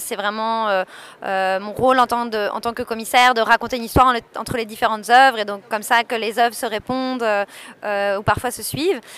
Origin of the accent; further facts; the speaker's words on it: Paris, Île-de-France, France; moved away as an adult; also born or lived in Montreal; now in Brussels, Belgium; moi je viens de Paris